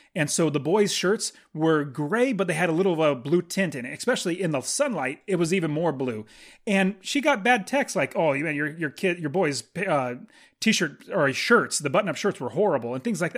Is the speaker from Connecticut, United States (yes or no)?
no; Fresno, California, United States; I'm from Fresno